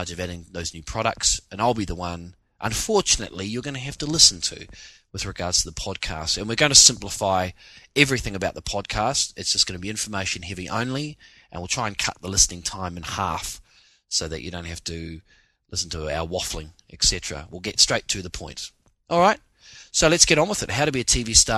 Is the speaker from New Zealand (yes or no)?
yes; New Zealand; now in Sydney, Australia; As a New Zealander coming from a country where every day is raining almost